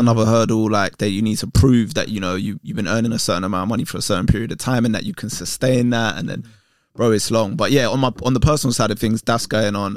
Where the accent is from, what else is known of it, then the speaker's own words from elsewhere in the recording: London, United Kingdom; I grew up in Tottenham with Green